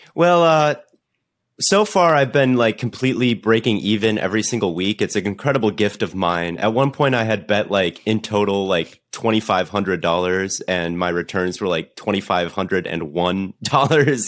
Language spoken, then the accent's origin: English; Minnesota, United States; I'm from Minnesota